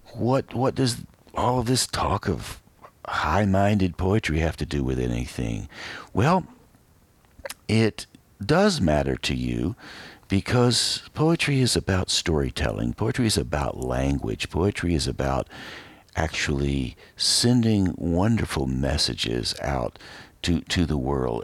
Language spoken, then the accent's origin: English; Asheville, North Carolina, United States; moved away; I grew up in western North Carolina and before I grew up in Asheville.